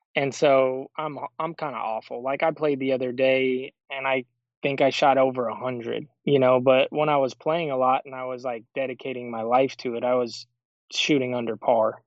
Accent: Show Low, Arizona, United States; moved away as an adult; also born or lived in Phoenix; I'm from Sholo, Arizona

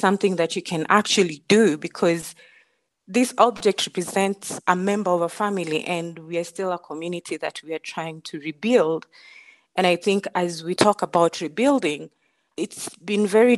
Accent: Mijikenda community, Coast, Kenya; moved away as an adult; now in Denver, United States; I come from the Mijikenda community. I'm the Ruma Bay tribe

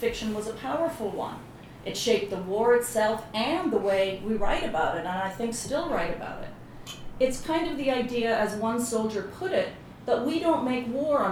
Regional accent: Belfast, Northern Ireland, United Kingdom; moved away; I grew up in Belfast during the Troubles

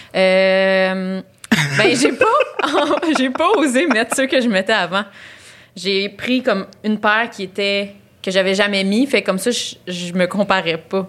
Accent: Laval, Quebec, Canada; je viens de Laval

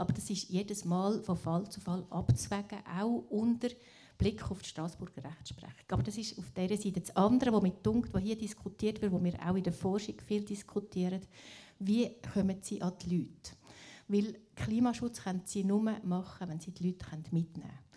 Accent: Glarus, Switzerland; Ich komme aus dem Landsgemeinde, Kanton Glaris

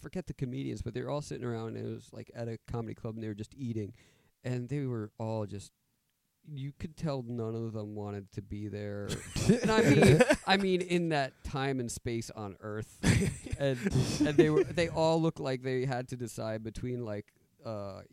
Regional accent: New York, United States; moved away as an adult; now in Maryland, United States; I grew up in New York, and I was an actor there for a little while

